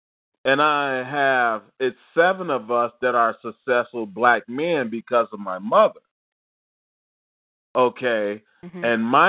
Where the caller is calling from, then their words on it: Evanston, Illinois, United States; I'm calling from Evanston, Illinois, right outside of Chicago.